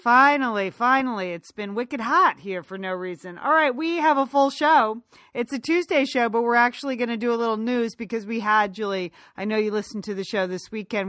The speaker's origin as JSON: {"language": "English", "country": "United States", "tie": "born or raised there", "moved": "as an adult", "lives_now": "Los Angeles, United States", "said": "we grew up right outside of New York"}